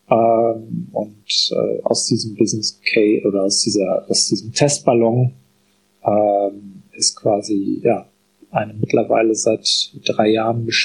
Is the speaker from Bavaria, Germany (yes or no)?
no; North Rhine-Westphalia, Germany; ich komme aus dem Münsterland und wie sich das für eine Münsterlander Familie gehört, hatte man irgendwie auch einen landwirtschaftlichen Betrieb.